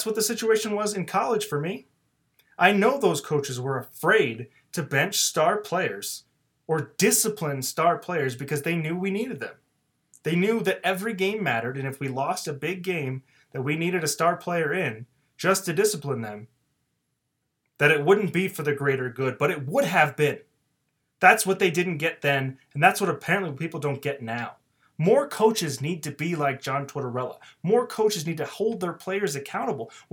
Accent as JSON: {"language": "English", "region": "Arizona", "country": "United States", "tie": "born or raised there", "said": "growing up in Arizona and playing hockey my entire life"}